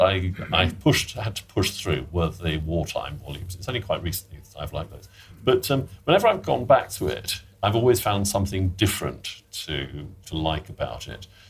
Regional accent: Sheffield, Yorkshire and the Humber, United Kingdom; I I grew up in in Sheffield, and I I went to a comprehensive school there

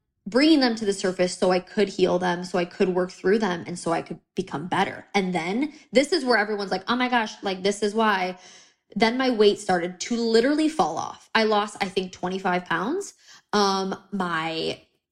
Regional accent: United States; I'm American

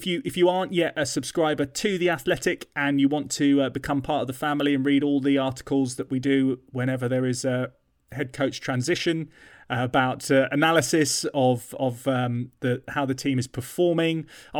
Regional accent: London, United Kingdom; used to go to the L'Artista in North London under a bridge in Golders Green, which was near to where I grew up in North London.

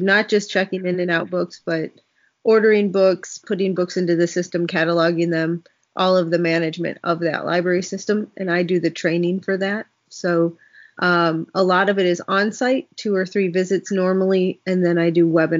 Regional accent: Bloomington, Illinois, United States; I grew up in Central Illinois, very far away from Chicago, middle of cornfields, but in Bloomington, where we have State Farm.

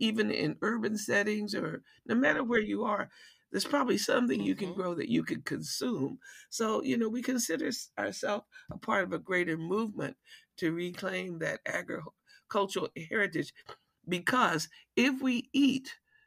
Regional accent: North Carolina, United States; also born or lived in Detroit, Michigan; now in Washington, D.C., United States; My mother decided that I needed to, we needed to go back to North Carolina, where we had a big garden

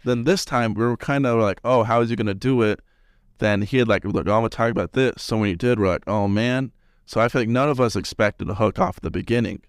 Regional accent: Salt Lake City, Utah, United States; moved away as an adult; now in Cedar City, United States; I'm from Salt Lake.

